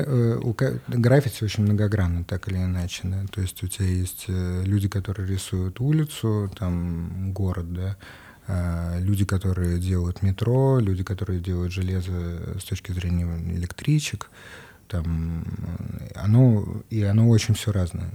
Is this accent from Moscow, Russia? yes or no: yes; Moscow, Russia; born or raised there